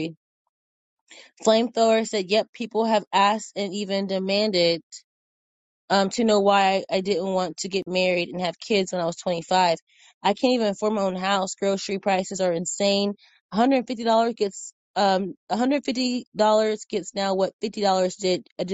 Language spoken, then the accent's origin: English; Indiana, United States; now in Texas, United States; I'm from Indiana